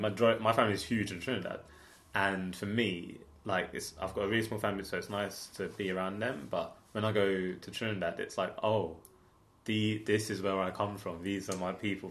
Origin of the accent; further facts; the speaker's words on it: London, United Kingdom; also born or lived in Homerton / Clapton; I grew up, so we're in Clapton now, but I grew up like in Hackney Wick.